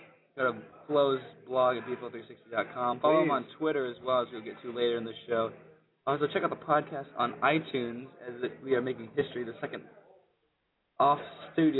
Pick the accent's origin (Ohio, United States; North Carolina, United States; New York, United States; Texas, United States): Texas, United States; Dallas; moved away; they are my hometown team